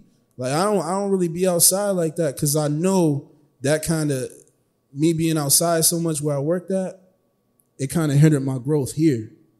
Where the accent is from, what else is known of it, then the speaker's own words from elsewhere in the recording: Buffalo, New York, United States; yeah, I'm from Buffalo.